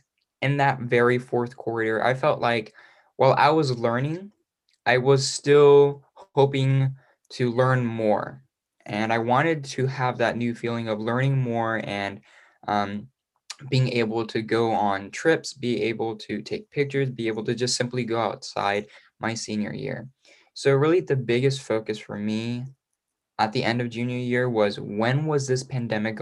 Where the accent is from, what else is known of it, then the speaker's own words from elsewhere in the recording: Missouri, United States; I am from Parkview High School in Missouri. I'm currently 18 years old